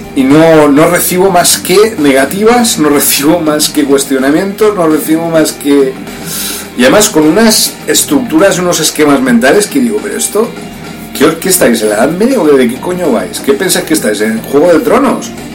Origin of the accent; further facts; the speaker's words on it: Spain; moved away; also born or lived in Brazil; Yo nací en España, pero yo soy del pueblo de Brasil